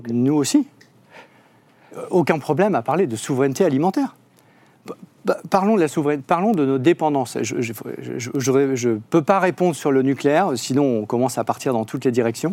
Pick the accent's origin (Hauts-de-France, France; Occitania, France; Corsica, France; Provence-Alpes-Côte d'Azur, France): Hauts-de-France, France; la région des Hauts-de-France dont je viens